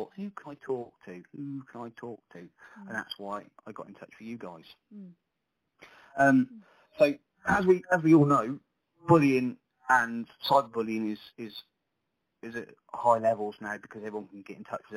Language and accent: English; Sandringham, East of England, United Kingdom; I come from Sandringham originally, where it's where I was sort of born and bred.